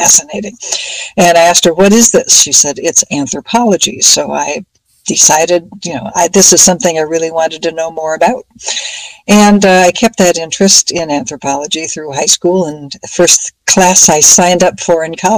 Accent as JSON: {"language": "English", "town": "Minneapolis", "region": "Minnesota", "country": "United States", "tie": "born or raised there", "said": "as a kid growing up in Minneapolis in Minnesota"}